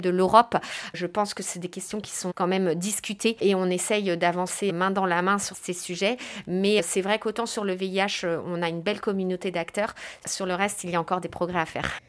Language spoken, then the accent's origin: French; France; chez nous en France